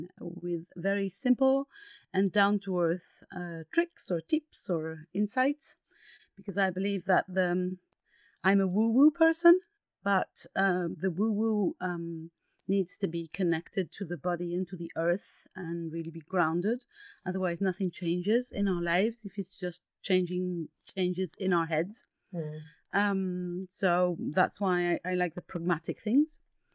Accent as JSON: {"language": "English", "country": "France", "tie": "born or raised there", "also_born_or_lived": "Greece", "second_language": "English", "said": "I am Greek. I was born in Greece and all my mother heritage is Greek, but my father heritage comes from Switzerland. I've actually lived all my life in France."}